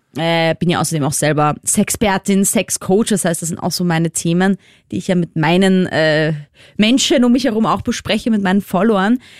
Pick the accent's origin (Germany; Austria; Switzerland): Austria; accent: Austrian; unser wunderschöner österreichischer Dialekt